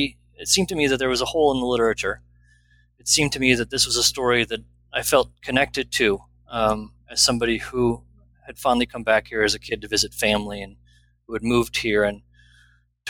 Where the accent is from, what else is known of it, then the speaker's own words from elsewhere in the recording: Wisconsin, United States; moved away as an adult; also born or lived in Denver, Colorado / Portland, Oregon; now in Fort Collins, United States; I grew up in Wisconsin for the most part and went to the University of Wisconsin